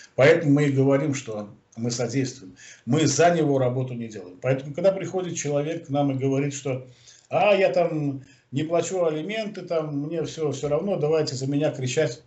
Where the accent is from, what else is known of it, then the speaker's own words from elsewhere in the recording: Belarus; мы из Беларуси